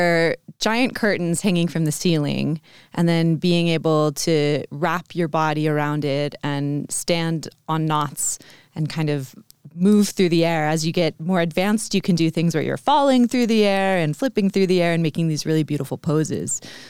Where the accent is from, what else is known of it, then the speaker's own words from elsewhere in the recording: Vermont, United States; also born or lived in Chicago; So I'm from the U.S. Mm-hmm. I'm from Vermont originally.